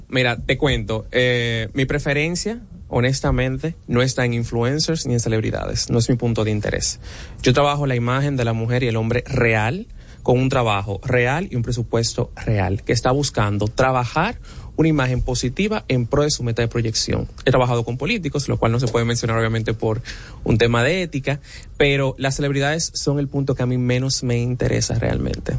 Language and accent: Spanish; Dominican Republic; nosotros como dominicanos